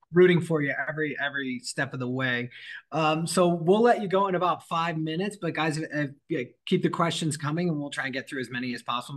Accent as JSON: {"language": "English", "region": "Michigan", "country": "United States", "said": "I'm from Michigan"}